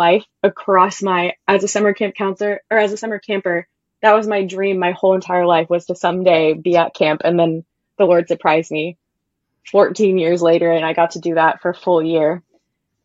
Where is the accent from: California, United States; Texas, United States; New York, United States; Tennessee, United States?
Texas, United States; moved away as an adult; also born or lived in Alaska / Georgia; I am originally from Texas, but then have kind of moved around since college